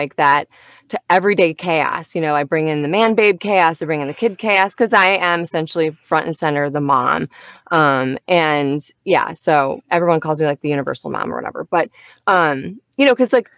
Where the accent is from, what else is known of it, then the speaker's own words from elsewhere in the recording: Michigan, United States; moved away as an adult; my family and I, we are originally from Midwest. So we're from Michigan. And we moved down here